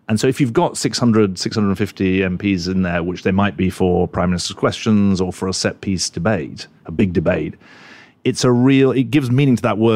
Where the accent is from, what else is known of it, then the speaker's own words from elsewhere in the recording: London, United Kingdom; moved away as an adult; now in New York, United States; I'm a Londoner.